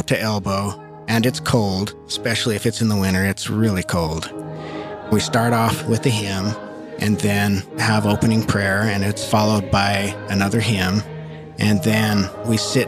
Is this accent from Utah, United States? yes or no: yes; Huntington Canyon, Utah, United States; now in Salt Lake City, United States; I grew up in Huntington Canyon, Utah.